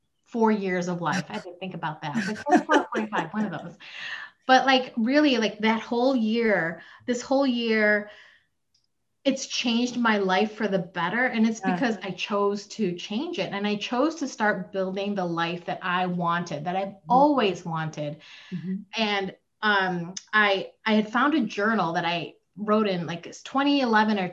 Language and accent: English; Chicago, Illinois, United States; born or raised there; also born or lived in Philippines / Plainfield, Illinois